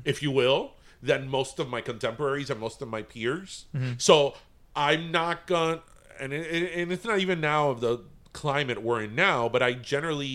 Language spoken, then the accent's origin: English; Miami, Florida, United States; born or raised there